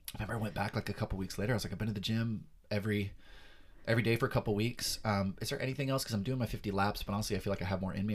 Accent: Perris, California, United States; Southern California born and raised, been here for most, all my life

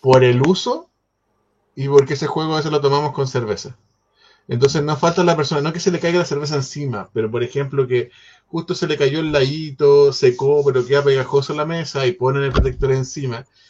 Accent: Chile; como chileno

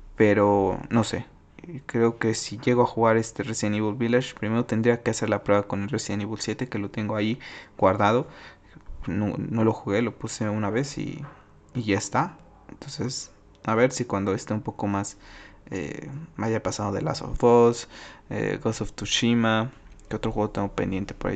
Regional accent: Mexico; mi país

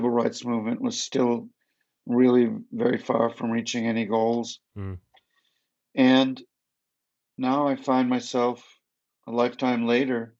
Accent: Detroit, Michigan, United States; I grew up in Detroit

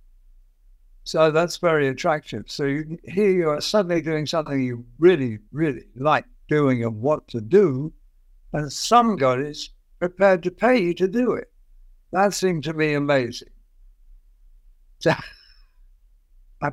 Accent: London, United Kingdom; I was evacuated from London, where I was brought up

